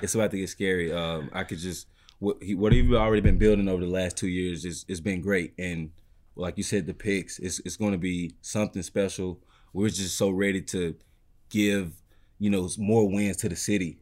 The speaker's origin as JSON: {"language": "English", "region": "Mississippi", "country": "United States", "moved": "yes", "lives_now": "Detroit, United States", "said": "I'm from Mississippi"}